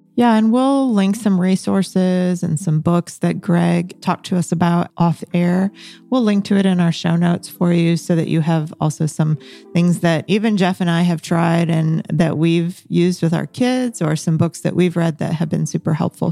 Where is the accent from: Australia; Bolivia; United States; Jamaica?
Bolivia; moved away; I'm from Bolivia. I was born in Bolivia, um, and that's how, where I raised my first half of life